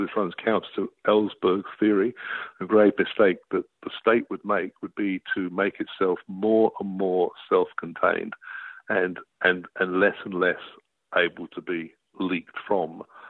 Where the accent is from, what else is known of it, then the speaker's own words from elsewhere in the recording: Australia; as an Australian citizen